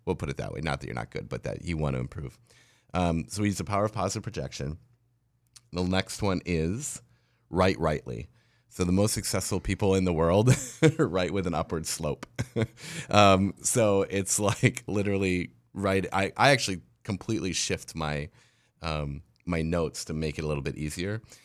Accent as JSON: {"language": "English", "town": "La Crosse", "region": "Wisconsin", "country": "United States", "tie": "born or raised there", "said": "I was a mobile DJ in La Crosse, Wisconsin, in my hometown"}